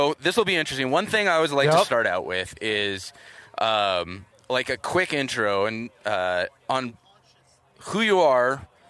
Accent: California, United States; a fellow Californian.

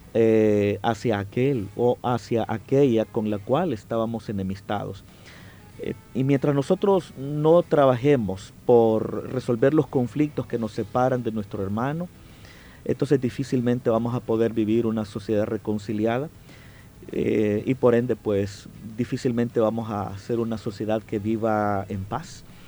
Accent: El Salvador; somos un pueblo, somos hermanos, somos salvadoreños

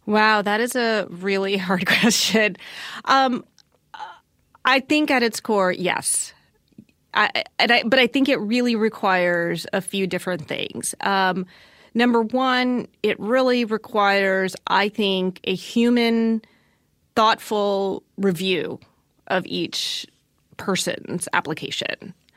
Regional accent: Southern Virginia, United States; I grew up in Southern Virginia

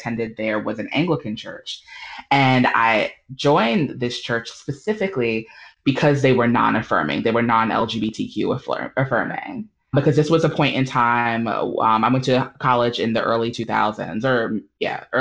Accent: New York City, New York, United States; moved away as an adult; now in Durham, United States; I grew up in the Black Baptist Church, Missionary Baptist to be more specific, in New York City. So I'm a New Yorker, a native New Yorker.

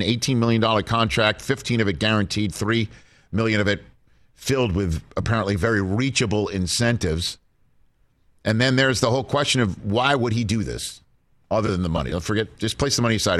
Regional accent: East Coast, United States; now in Los Angeles, United States; I come from the East Coast and I come from an upbringing where Ron Guidry would light up Yankee Stadium and then Dwight Gooden lit up Shea Stadium

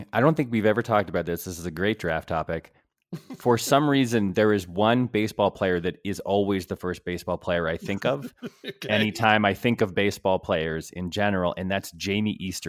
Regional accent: West Hartford, Connecticut, United States; my hometown of West Hartford, Connecticut

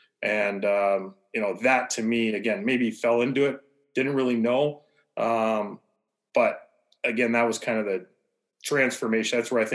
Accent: Leamington, Ontario, Canada; Small town kid, a lot smaller than it is now, but I had great family.

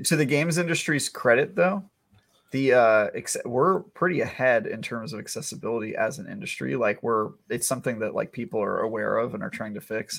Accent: East Bay, Northern California, United States; I grew up in uh, East Bay, NorCal

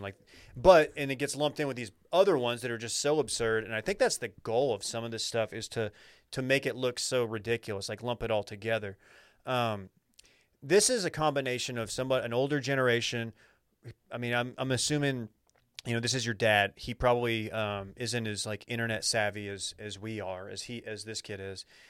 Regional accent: Dallas, Texas, United States; I'm from Dallas.

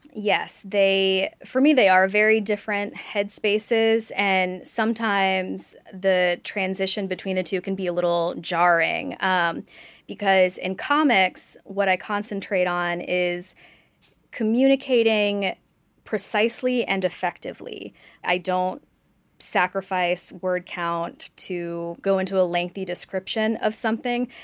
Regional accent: Oxford, Mississippi, United States; I grew up in Oxford, Mississippi, which did not have a comic book store

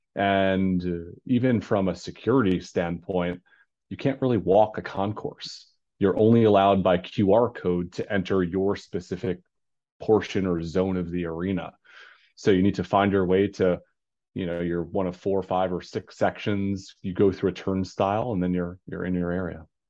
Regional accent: New York, United States; native New Yorker

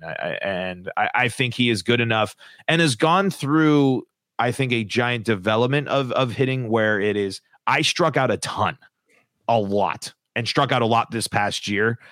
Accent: Denver, Colorado, United States; now in Seattle, United States; I'm born and raised in Denver

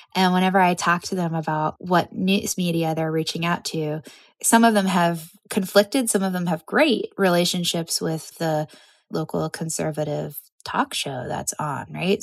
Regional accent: suburb of New York, United States; moved away; my hometown suburb of New York

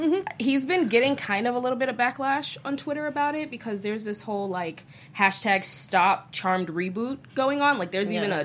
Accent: Alexandria, Virginia, United States; moved away; because I'm from Virginia. Northern Virginia.

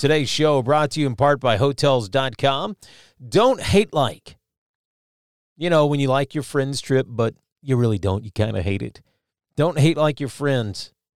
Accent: Kentucky, United States; my home state

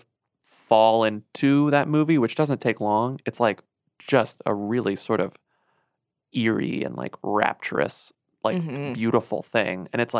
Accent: Texas, United States; As a Texan also.

